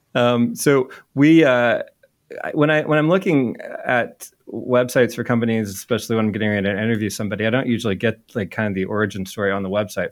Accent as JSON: {"language": "English", "town": "Indianapolis", "region": "Indiana", "country": "United States", "tie": "born or raised there", "also_born_or_lived": "Georgia", "said": "I grew up in Indy"}